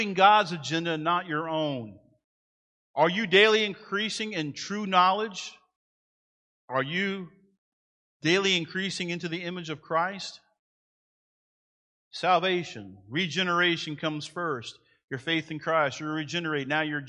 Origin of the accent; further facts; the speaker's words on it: United States; I'm proud to be an American